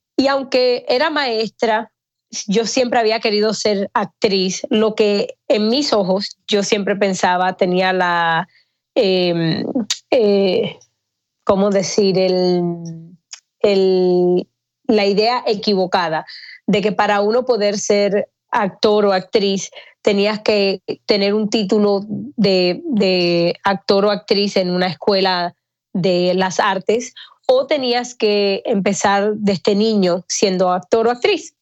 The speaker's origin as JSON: {"language": "Spanish", "town": "Miami", "region": "Florida", "country": "United States", "tie": "born or raised there", "also_born_or_lived": "Atlanta", "moved": "as an adult", "lives_now": "Los Angeles, United States", "said": "Yo soy cubana, me crié en Miami"}